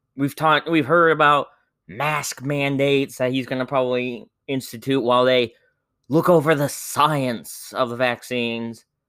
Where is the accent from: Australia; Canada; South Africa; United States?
United States; Indiana; my home state of Indiana